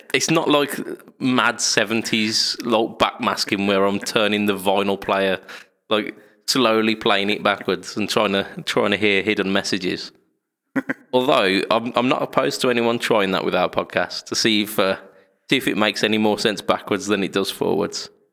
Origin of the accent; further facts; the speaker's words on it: United Kingdom; We're British.